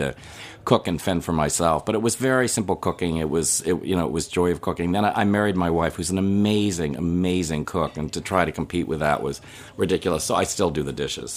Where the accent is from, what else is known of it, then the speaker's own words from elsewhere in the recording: Chicago, Illinois, United States; now in New England, United States; I'm from Chicago originally